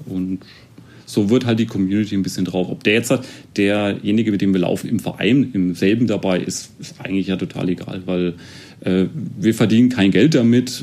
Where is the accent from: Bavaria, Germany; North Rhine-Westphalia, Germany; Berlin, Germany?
Bavaria, Germany; Erlangen; Also ich komme ursprünglich auch aus Erlangen. Ich wohne eigentlich schon immer in Tennenlohe